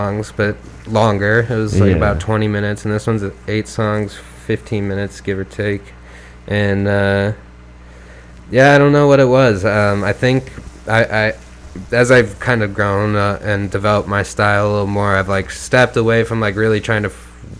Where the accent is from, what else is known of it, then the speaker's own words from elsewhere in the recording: Iowa, United States; now in Minneapolis, United States; my hometown in Iowa